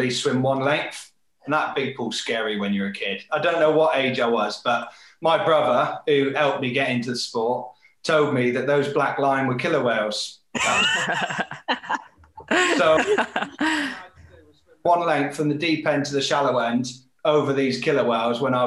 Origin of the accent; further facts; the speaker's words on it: Devon, South West England, United Kingdom; I grew up in Devon, in the southwest, surrounded by water